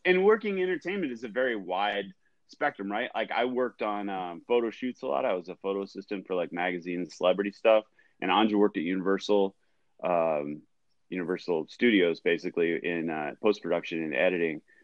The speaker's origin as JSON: {"language": "English", "town": "Ventura", "region": "California", "country": "United States", "tie": "born or raised there", "said": "I grew up in Southern California. Grew up in Ventura"}